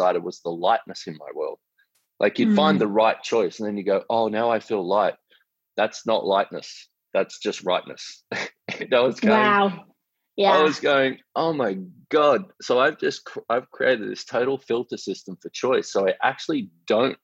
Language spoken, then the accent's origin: English; Australia; I'm an Australian man